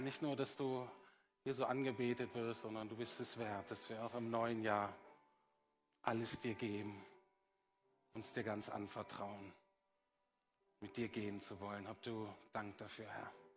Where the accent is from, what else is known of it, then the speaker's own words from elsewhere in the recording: Bremen, Germany; moved away; also born or lived in Heidelberg; ich komme aus Bremen übrigens